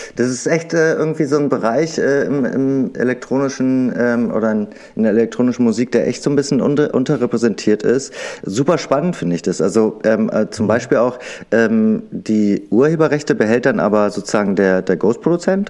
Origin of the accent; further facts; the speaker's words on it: Berlin, Germany; Wir sind ja unter Berlinern hier